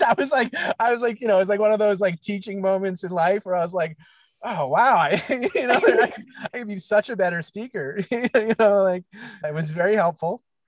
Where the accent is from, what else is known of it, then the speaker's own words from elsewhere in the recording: New York, United States; growing up in, in New York